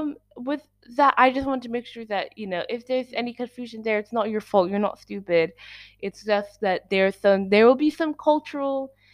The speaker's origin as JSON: {"language": "English", "country": "Switzerland", "said": "we're Swiss"}